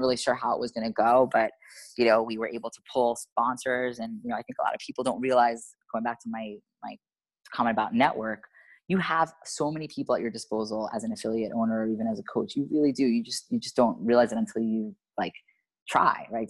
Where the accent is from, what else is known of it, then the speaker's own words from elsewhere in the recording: New York, United States; now in Miami, United States; I'm from New York